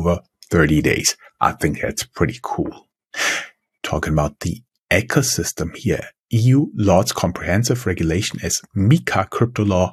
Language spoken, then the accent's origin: English; Mainz, Rhineland-Palatinate, Germany; now in Frankfurt, Germany; The city of Mainz, my hometown.